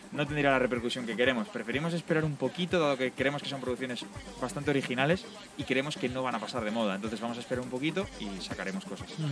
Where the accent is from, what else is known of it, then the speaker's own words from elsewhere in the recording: Bilbao, Basque Country, Spain; soy de Bilbao